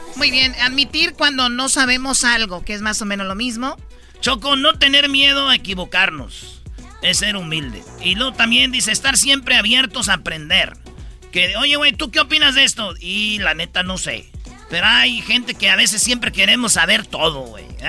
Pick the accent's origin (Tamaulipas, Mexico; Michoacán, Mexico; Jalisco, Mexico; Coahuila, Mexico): Michoacán, Mexico; Jiquilpan; moved away; de mi pueblo, de Jiquilpa, Michoacán